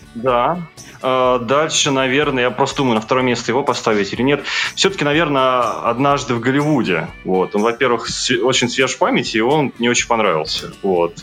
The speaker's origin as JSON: {"language": "Russian", "town": "Voronezh", "region": "Voronezh Oblast", "country": "Russia", "said": "Я из Воронежа"}